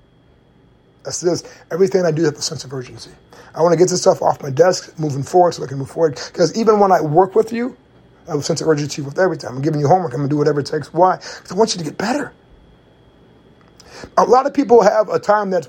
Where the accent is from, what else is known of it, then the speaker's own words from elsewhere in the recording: Indiana, United States; moved away; I'm from Indiana